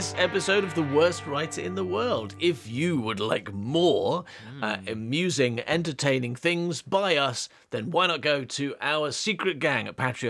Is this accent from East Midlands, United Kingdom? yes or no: yes; Coalville, East Midlands, United Kingdom; accent: northern; That's because we grew up in a place with a fairly strong northern accent. Although we're from the Midlands, Coville has a weird northern accent in the middle of Leicestershire.